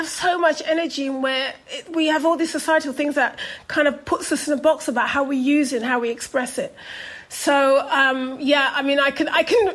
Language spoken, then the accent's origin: English; London, United Kingdom; also born or lived in Jamaica; I was a kid from Brixton